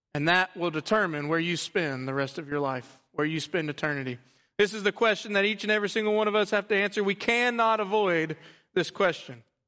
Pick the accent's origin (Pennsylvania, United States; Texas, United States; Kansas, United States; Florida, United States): Texas, United States; also born or lived in Louisiana; I am a Texan through and through